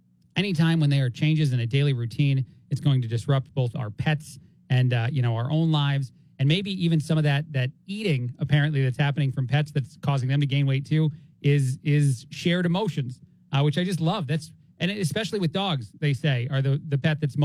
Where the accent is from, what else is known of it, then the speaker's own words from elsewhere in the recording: New Jersey, United States; accent: New Yorker; now in Bloomington, United States; as a guy that grew up in Jersey